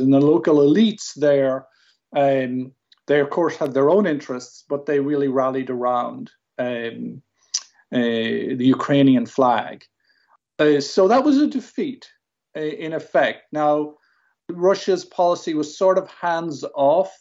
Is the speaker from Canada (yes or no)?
no; Ireland; I'm Irish. I'm speaking English.